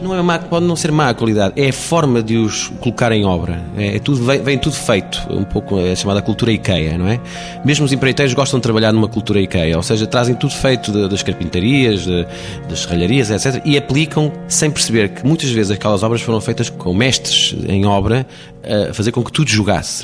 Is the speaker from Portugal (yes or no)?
yes; Porto, Norte, Portugal; do Porto, de onde venho.